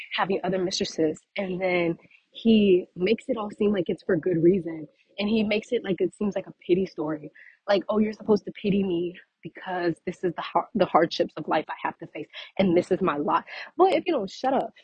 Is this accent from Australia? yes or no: no; Louisiana, United States; I'm from Louisiana